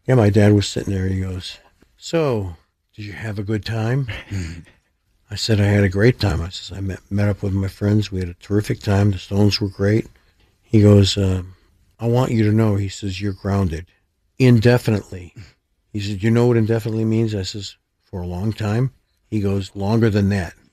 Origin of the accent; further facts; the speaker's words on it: Rochester, New York, United States; Strong Memorial Hospital in Rochester, which is my hometown